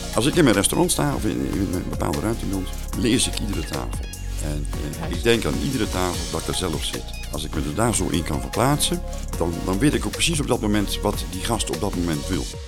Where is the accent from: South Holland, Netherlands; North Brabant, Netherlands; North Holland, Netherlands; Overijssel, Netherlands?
Overijssel, Netherlands; Staphorst; moved away as an adult; also born or lived in south of the Netherlands; geboren in Staphorst, al heel 28 jaar geleden verhuisd naar het eh, zuiden van het land